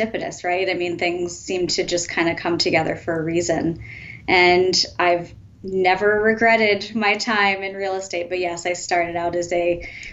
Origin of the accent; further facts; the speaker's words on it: Rhode Island, United States; I am from Rhode Island.